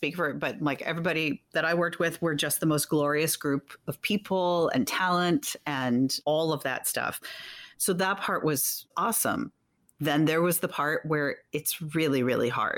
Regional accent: New York City, New York, United States; my real hometown. I've lived here my whole life

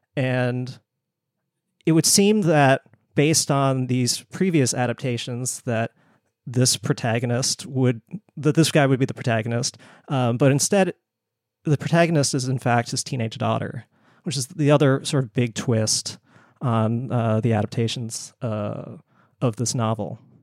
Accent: Bangkok, Thailand; moved away; I was born in Bangkok

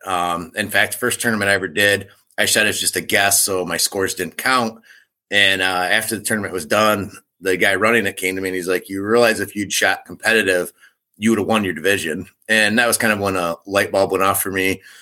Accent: Michigan, United States; I grew up in Michigan

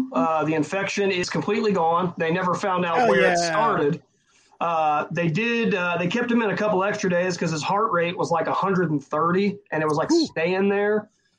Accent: Enon, Ohio, United States; now in Fairborn, United States; on my way into my hometown of Enon, which is actually on the way to Fairborn where I currently live

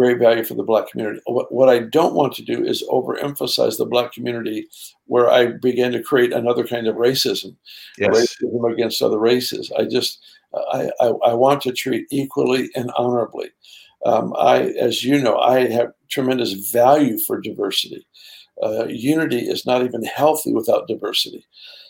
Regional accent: Southern California, United States; now in Redding, United States; I grew up in Southern California

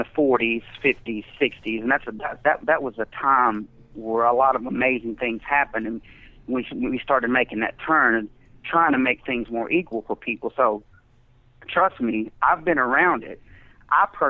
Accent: the South, United States; I'm also from the South.

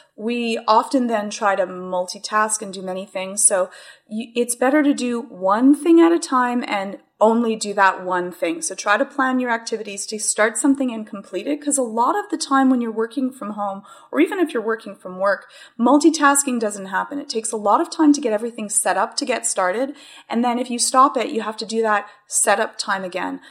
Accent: Canada; as being the Canadian

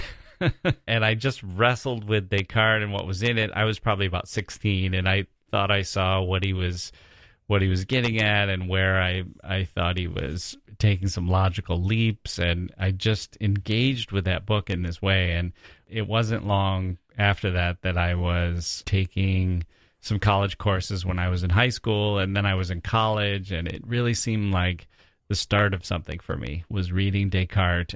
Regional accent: Wisconsin, United States; I grew up in Wisconsin in this small town

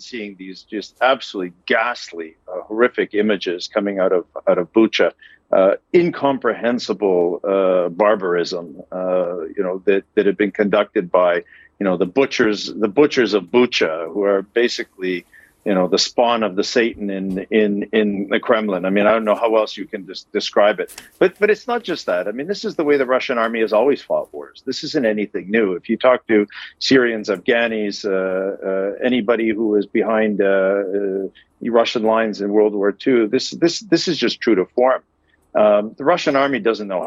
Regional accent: Canada; as a Canadian and somebody who's raised in a NATO country

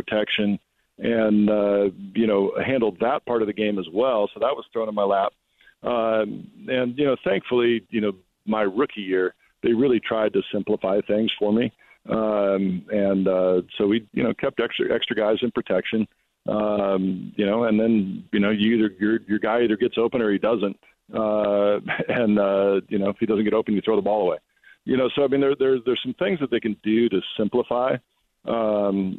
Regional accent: Walla Walla, Washington, United States; I'm from Walla Walla

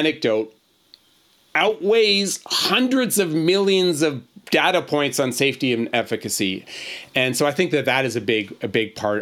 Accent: Boston, Massachusetts, United States; moved away; I'm actually originally from Boston

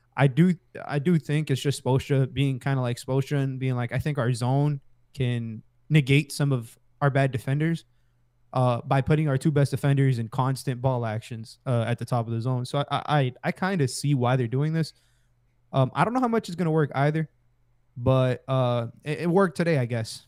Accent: Hialeah, Florida, United States; everybody knows I'm from Hialeah

